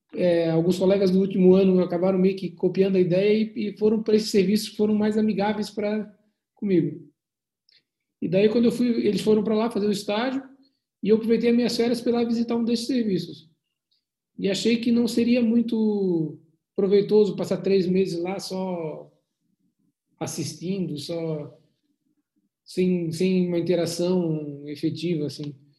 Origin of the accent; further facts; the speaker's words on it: Florianópolis, Santa Catarina, Brazil; eu sou de Santa Catarina, de Florianópolis